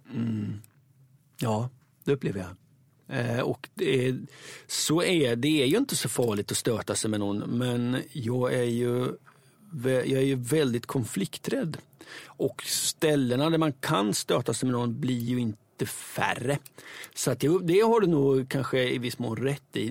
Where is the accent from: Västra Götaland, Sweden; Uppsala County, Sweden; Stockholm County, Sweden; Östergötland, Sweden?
Östergötland, Sweden; accent: Östgöta English; min östgötska engelska